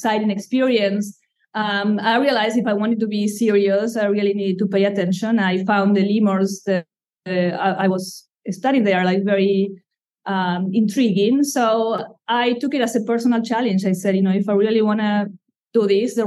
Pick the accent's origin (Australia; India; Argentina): Argentina; English is a second language; moved away as an adult; now in Durham, United States; I come from Argentina, and I have been in the U.S. for more than 20 years, yet the accent has stayed with me.